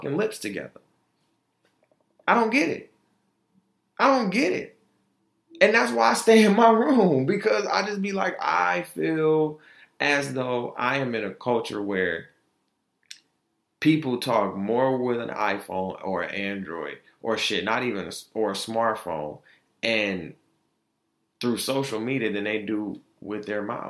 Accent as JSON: {"language": "English", "town": "Detroit", "region": "Michigan", "country": "United States", "tie": "born or raised there", "also_born_or_lived": "Altamonte Springs, Florida", "lives_now": "Grand Rapids, United States", "said": "Detroit is where I was raised, and Grand Rapids is where I am getting molded."}